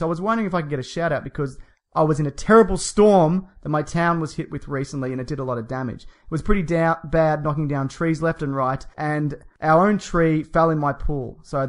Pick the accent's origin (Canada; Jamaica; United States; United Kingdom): United Kingdom; Yeah. Well, we're British, aren't we?